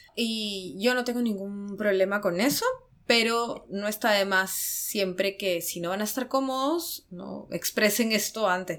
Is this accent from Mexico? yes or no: no; Peru; now in Japan; los dos somos peruanos